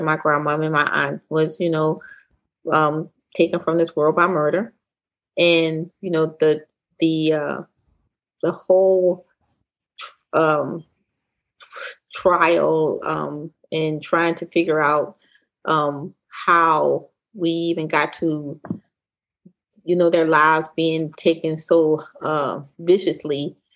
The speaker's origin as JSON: {"language": "English", "town": "Philadelphia", "region": "Pennsylvania", "country": "United States", "tie": "born or raised there", "said": "I'm from Philly"}